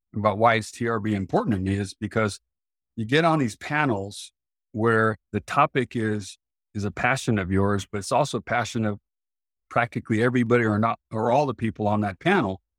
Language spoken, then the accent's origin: English; Central Valley of California, United States; I grew up in the Central Valley of California